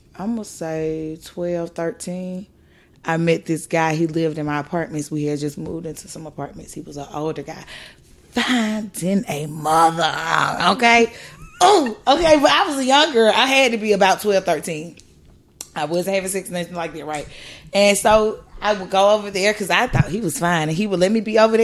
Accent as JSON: {"language": "English", "town": "Atlanta", "region": "Georgia", "country": "United States", "tie": "born or raised there", "said": "I'm from Atlanta. I'm from the South."}